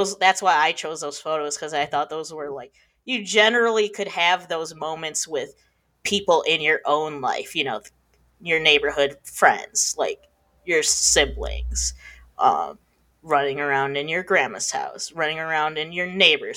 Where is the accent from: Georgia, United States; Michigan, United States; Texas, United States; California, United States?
Michigan, United States; I'm from Michigan.